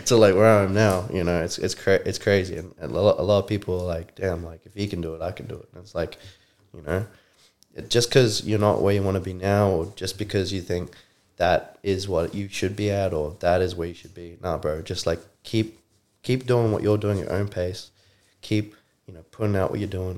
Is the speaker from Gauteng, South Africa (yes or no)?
yes; Johannesburg, Gauteng, South Africa; also born or lived in New Zealand; now in Brisbane, Australia; I'm originally from Randburg, South Africa, Johannesburg, Joburg. Um, I was born and raised there